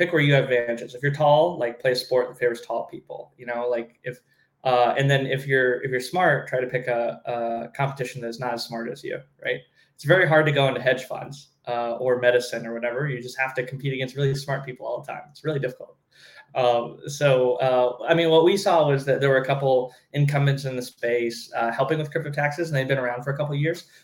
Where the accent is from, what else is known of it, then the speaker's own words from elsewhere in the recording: Southern California, United States; moved away as an adult; I grew up in Southern California